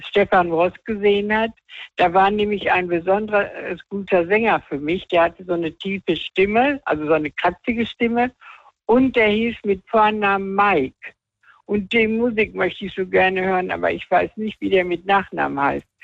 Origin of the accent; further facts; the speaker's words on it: Rhineland-Palatinate, Germany; also born or lived in Weibern; ich komme aus, aus Rheinland-Pfalz